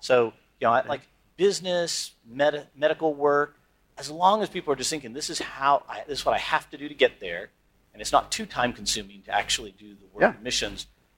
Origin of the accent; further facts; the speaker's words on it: Turkey; Like, I'm from Turkey, we just had this earthquake.